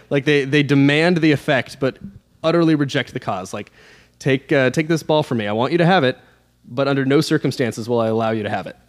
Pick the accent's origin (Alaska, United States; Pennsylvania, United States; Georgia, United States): Alaska, United States; I'm from Alaska